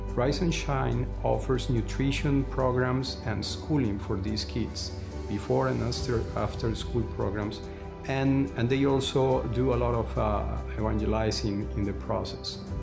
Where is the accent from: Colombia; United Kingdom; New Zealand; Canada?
Colombia; moved away as an adult; now in Seattle, United States; We relocated 12 years ago from Colombia here into, into this area, into Seattle